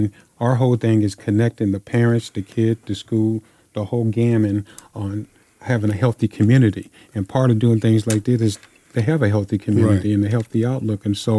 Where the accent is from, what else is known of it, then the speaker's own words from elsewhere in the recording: Southern California, United States; we're both from Southern California